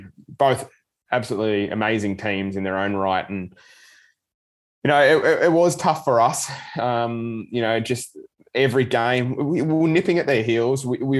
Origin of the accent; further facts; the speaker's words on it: Australia; as an Australian Paralympic team, we were allowed and granted from the Australian government to be able to fly over to the Tokyo Games